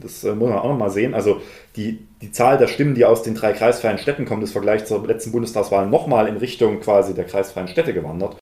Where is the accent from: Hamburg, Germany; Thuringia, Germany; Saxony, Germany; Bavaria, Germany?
Saxony, Germany; Dresden; als Dresdner